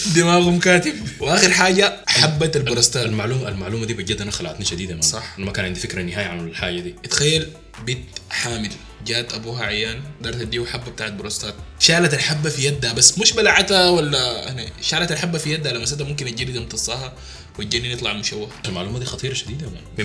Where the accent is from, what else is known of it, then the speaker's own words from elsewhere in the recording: Sudan; نحن ناس سودانيين